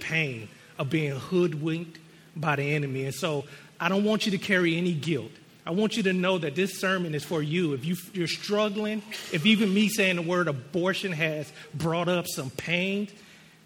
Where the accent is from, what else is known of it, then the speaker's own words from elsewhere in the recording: United States; being American